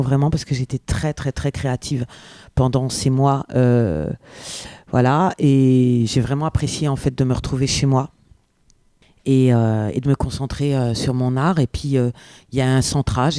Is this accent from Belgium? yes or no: no; France; first language French; Je suis native, je suis française